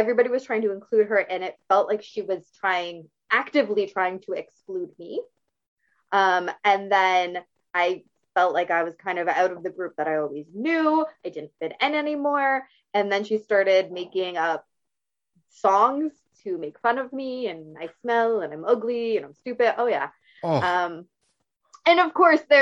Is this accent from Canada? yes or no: yes; St. Catharines, Ontario, Canada; I grew up in St. Catharines, Ontario, in Canada. I live in the same region, just not quite the same city